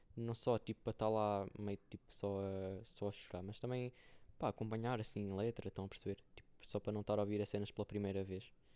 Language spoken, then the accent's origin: Portuguese; Viseu, Centro, Portugal; moved away as an adult; now in Coimbra, Portugal; para Viseu, para casa